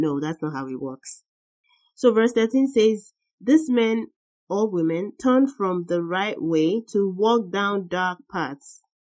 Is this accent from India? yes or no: no; Nigeria; our upbringing, the way we were raised in Nigeria